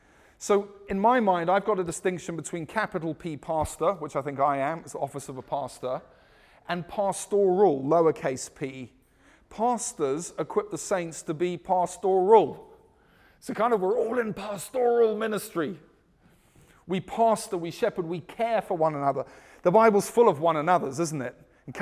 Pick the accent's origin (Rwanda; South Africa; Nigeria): South Africa; also born or lived in United Kingdom; I'm South African and British blended. We don't play American football.